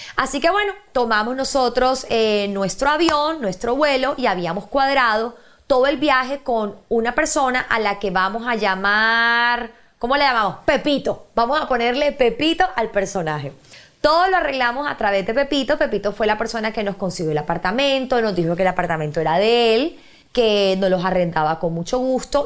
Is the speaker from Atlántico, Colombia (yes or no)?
yes; Barranquilla, Atlántico, Colombia; somos nosotros los barranquilleros